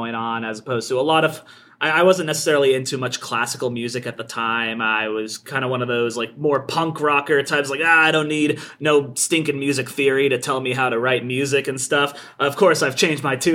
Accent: Kansas, United States; I'm from Kansas, actually, and I went to the University of Kansas

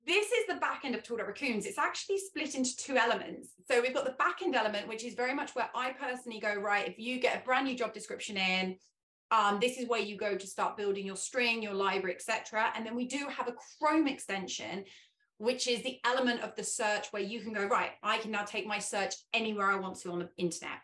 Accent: England, United Kingdom; first language English; I am English, that is my native language

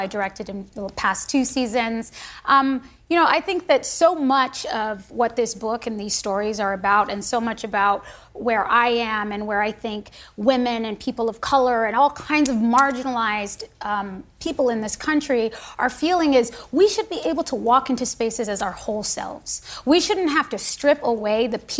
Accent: United States; I am an American.

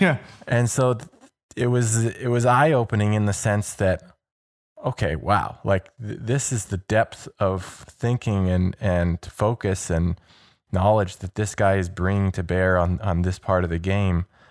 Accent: Toronto, Ontario, Canada; I grew up in Toronto, so I'm, you know, I grew up a Leaf fan

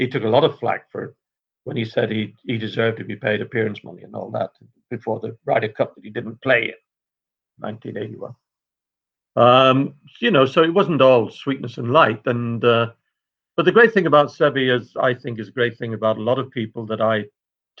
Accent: Northern Ireland, United Kingdom; I'm Irish myself, Northern Irish in my case

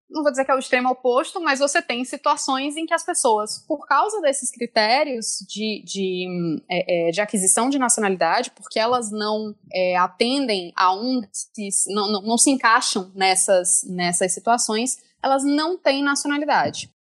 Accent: France; born there; Eu nasci na França, mas nasci de pai e mãe brasileiros.

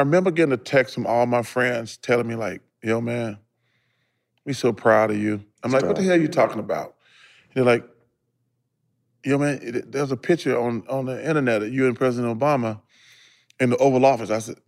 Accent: Leeds, Alabama, United States; because my hometown only got a couple thousand people. Mm-hmm. I'm from Leeds, Alabama.

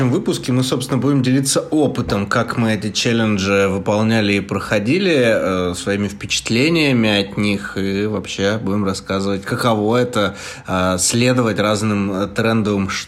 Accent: Chelyabinsk, Chelyabinsk Oblast, Russia; Я Ровный парень из Челябинска.

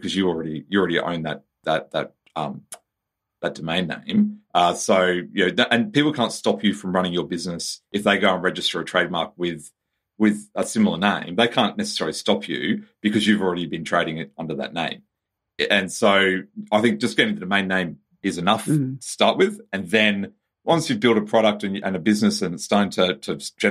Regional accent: Australia; as an Australian

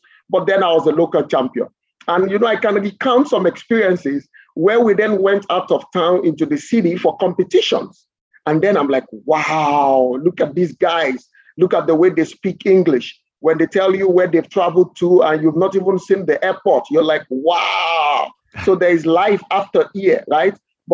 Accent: Lagos, Nigeria; I grew up in Nigeria, and I must confess that I don't have pleasant memories of my childhood

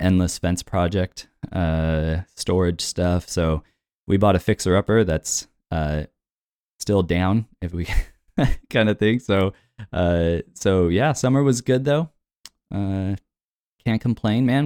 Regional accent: United States; I'm an American with an African child

